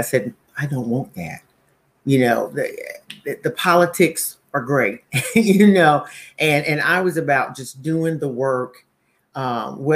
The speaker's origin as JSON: {"language": "English", "town": "Monroe", "region": "North Carolina", "country": "United States", "tie": "born or raised there", "also_born_or_lived": "Charlotte, North Carolina", "moved": "as an adult", "lives_now": "Kennebunk, United States", "said": "I'm from Monroe, North Carolina"}